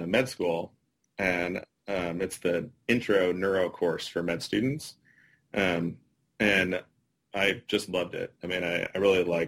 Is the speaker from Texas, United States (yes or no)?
no; Marin County, California, United States; I actually grew up in California. So my family, I grew up in Marin County